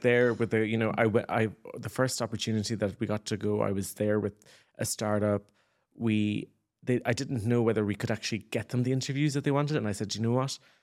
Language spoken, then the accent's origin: English; Ireland; moved away as an adult; as Irish people